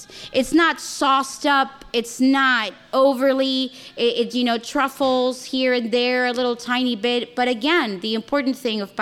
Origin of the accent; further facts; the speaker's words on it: Chile; moved away as an adult; now in United States; I'm South American, I'm Chilean.